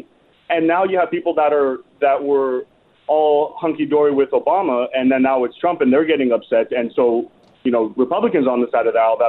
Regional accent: California, United States; I'm from California

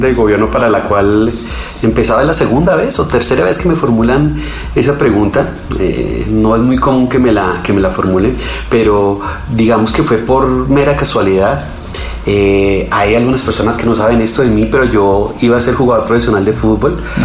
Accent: Colombia; quedamos un team de 8 colombianos

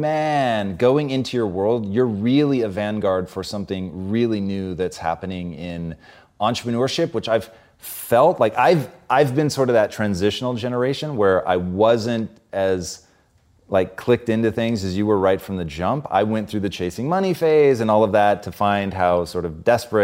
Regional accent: Tacoma, Washington, United States; Growing up in Tacoma, like, I don't know if you could do this or you just did it, but we would go and find fallen trees

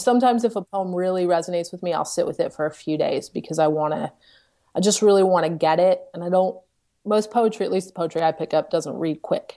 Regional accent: the South, United States; now in Charlottesville, United States; I'm from the South

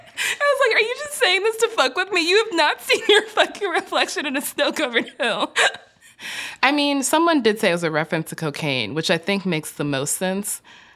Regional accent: Chicago, Illinois, United States; I grew up in Chicago.

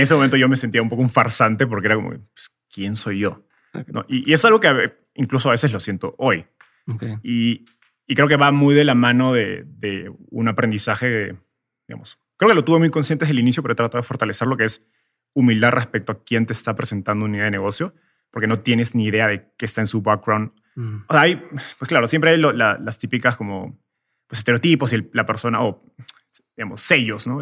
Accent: Peru; moved away as an adult; also born or lived in Mexico / Silicon Valley; soy peruano, vivía en Perú hasta hace tres años

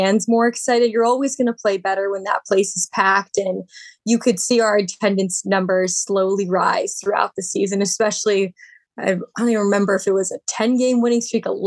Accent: Baltimore, Maryland, United States; I got to live at home, report on my hometown team

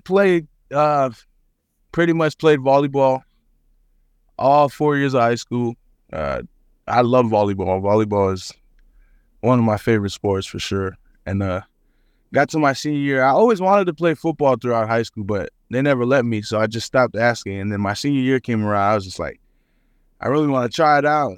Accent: Hawaii, United States; moved away as an adult; also born or lived in Garden City, Kansas; now in Manhattan, Kansas, United States; I'm, I'm Samoan. I'm, I'm from Hawaii

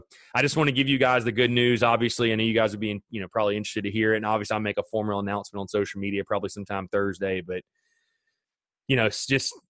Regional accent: North Augusta, South Carolina, United States; born or raised there; moved away

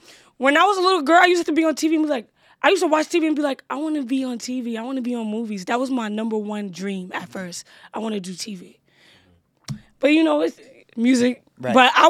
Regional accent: New York City, New York, United States; also born or lived in Bronx, New York / Pennsylvania; I was born in the Bronx. Nice. And then I moved to Brooklyn. Nice. What part of Brooklyn? Coney Island.

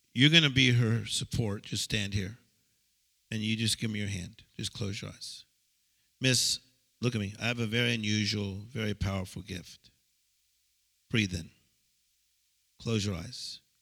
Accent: United States; I'm from America

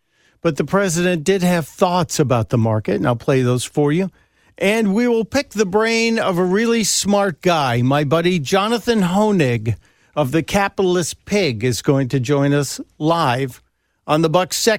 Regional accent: Chicago, Illinois, United States; I am here in my hometown, the main line of Mid-America, Chicago, Illinois.

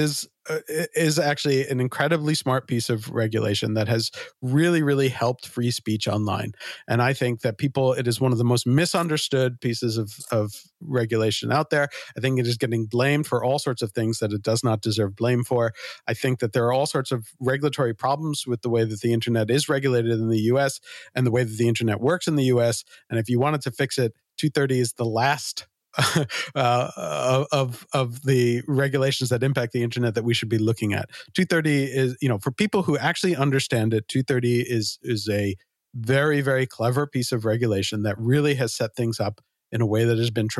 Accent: New York, United States; I grew up in New York

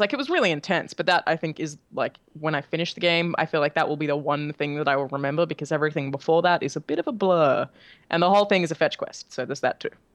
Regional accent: Australia; moved away as an adult; now in California, United States

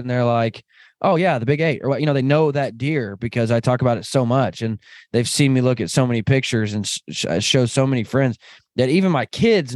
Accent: Kansas, United States; I'm from Kansas.

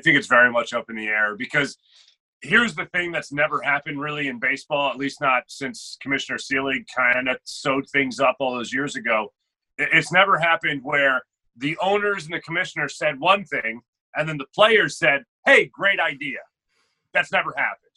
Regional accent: Philadelphia, Pennsylvania, United States; I grew up here in Philadelphia

